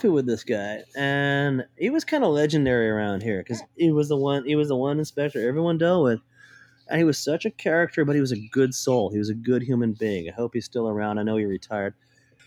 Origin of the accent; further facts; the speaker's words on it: Portland, Oregon, United States; I grew up here. This is my hometown.